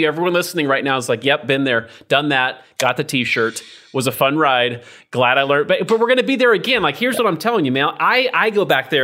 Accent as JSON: {"language": "English", "region": "Idaho", "country": "United States", "said": "I'm from Idaho."}